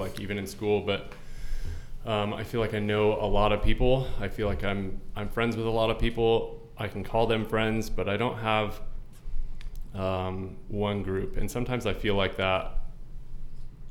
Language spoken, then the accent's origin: English; Gilbert, Arizona, United States; I grew up in Gilbert, Arizona.